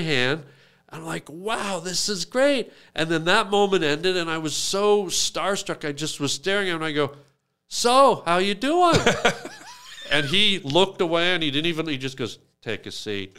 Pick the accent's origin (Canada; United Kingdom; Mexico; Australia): Canada; we're from Canada